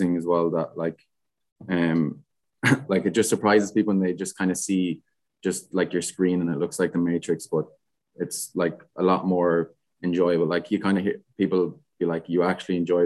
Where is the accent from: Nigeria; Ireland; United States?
Ireland; Galway, Connacht; I'm from Galway.